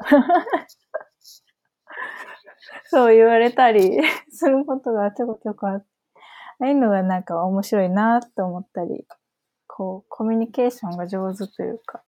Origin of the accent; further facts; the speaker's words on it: Matsuyama, Ehime, Japan; 私は生まれも育ちも松山なんだけど